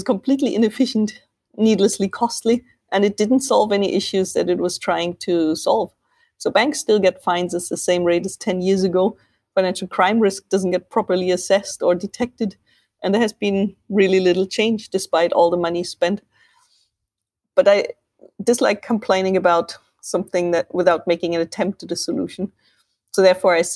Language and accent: English; Germany